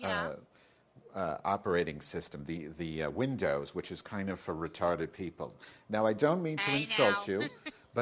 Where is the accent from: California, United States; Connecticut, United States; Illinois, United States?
Illinois, United States; Chicago; I'm from Chicago